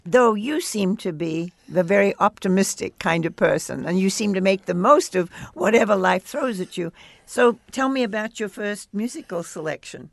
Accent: Australia; As an Australian

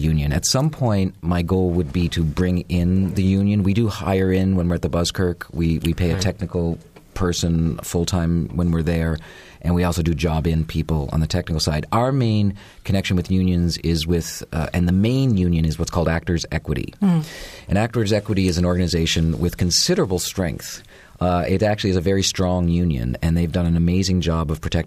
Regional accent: Canada; moved away; I'm a Canadian

